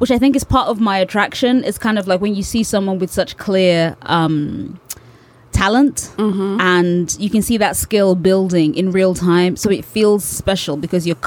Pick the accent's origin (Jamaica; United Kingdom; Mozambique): United Kingdom; London